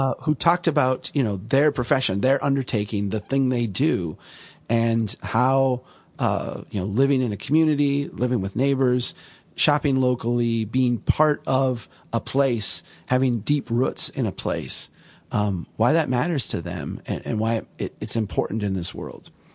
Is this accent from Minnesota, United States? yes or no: yes; Minnesota, United States; I'm from Minnesota